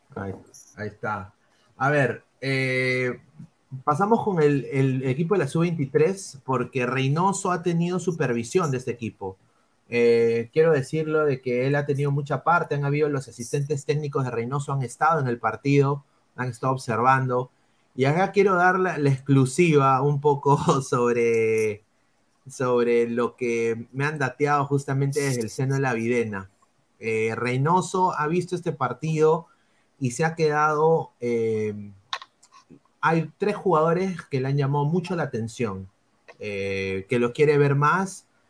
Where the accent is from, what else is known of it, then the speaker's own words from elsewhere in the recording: Peru; now in United States; a mi, país, ¿no? O sea, donde yo nací, que es el Perú